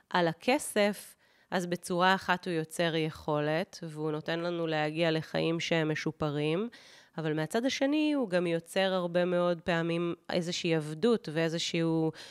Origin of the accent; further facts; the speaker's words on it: Kibbutz Gat, Southern District, Israel; איך שאני גדלתי בשנות ה-1980 בקיבוץ גת, זה שונה מאיך שמאיה הבת שלי גדלה בשנות ה-2012 ואילך אה, בקיבוץ גת.